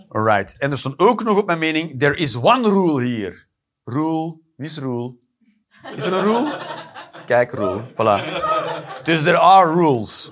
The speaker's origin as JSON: {"language": "Dutch", "region": "Flanders", "country": "Belgium"}